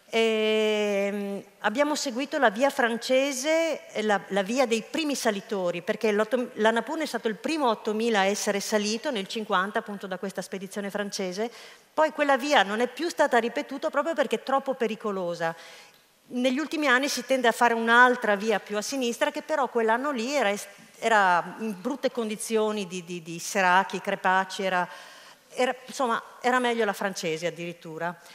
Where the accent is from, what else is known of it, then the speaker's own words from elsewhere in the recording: Rome, Lazio, Italy; eravamo in tre stagionati, io romano e, e uno spagnolo